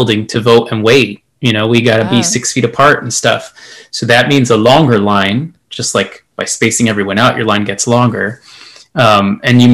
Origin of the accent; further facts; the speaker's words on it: El Paso, Texas, United States; moved away; I am from El Paso, Texas, as you can see, a proud El Paso with my poster here